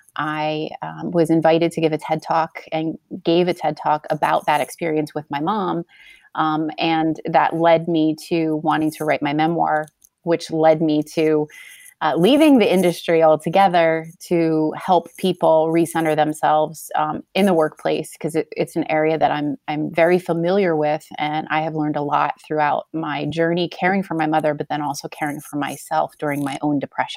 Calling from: New Jersey, United States; So I come to you from New Jersey in the United States.

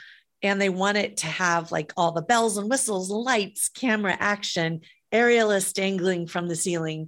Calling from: California, United States; I'm in the San Francisco Bay Area.

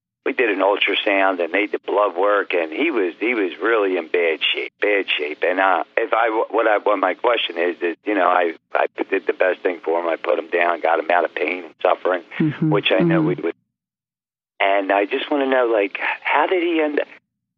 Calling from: Philadelphia, Pennsylvania, United States; Calling from Philadelphia, PA.

